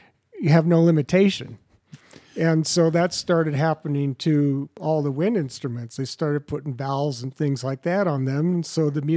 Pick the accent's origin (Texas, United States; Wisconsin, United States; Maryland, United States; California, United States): California, United States; Los Angeles; born or raised there